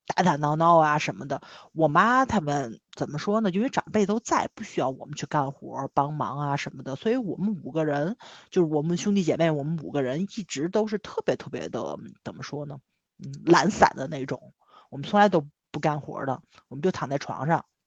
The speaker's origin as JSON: {"language": "Chinese", "region": "Tianjin", "country": "China", "said": "我们天津人就是喜欢大悲院啊或者娘娘庙啊去拜一拜"}